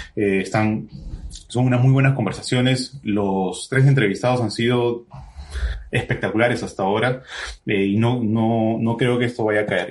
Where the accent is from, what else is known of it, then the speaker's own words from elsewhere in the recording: Trujillo, La Libertad, Peru; yo también soy de Trujillo